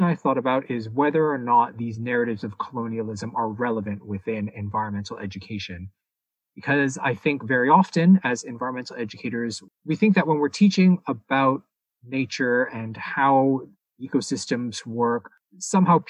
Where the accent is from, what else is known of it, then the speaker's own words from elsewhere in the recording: Toronto, Ontario, Canada; I was born and raised in the city of Toronto